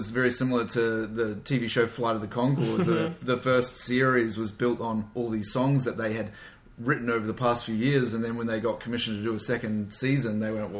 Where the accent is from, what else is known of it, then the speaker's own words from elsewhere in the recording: Australia; I'm from Australia.